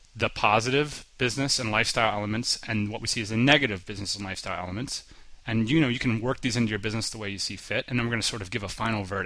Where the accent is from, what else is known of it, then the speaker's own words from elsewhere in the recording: United States; moved away as an adult; growing up in the United States and doing business there